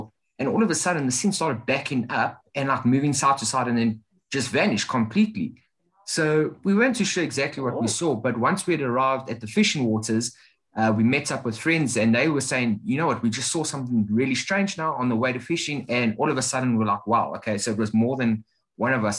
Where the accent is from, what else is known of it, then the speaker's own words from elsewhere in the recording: South Africa; as a South African